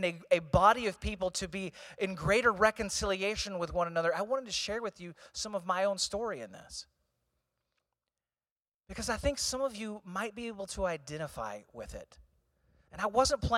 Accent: Eureka, Missouri, United States; I grew up in St. Louis.

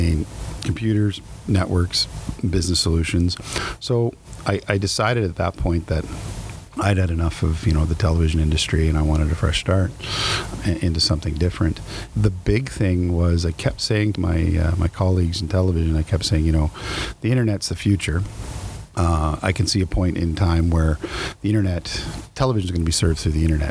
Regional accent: New Brunswick, Canada; moved away; I'm from New Brunswick

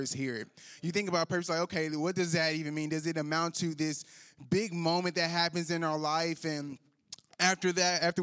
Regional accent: Louisiana, United States; moved away as an adult; now in Northwest Arkansas, United States; I'm a Louisiana boy, and so I'm not from around these parts. I was born and raised in Louisiana

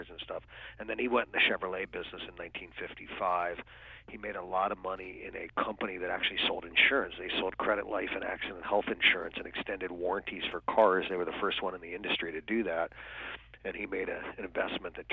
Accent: Canton, Ohio, United States; now in Fort Lauderdale, United States; I grew up actually in a very small town called Canton, Ohio

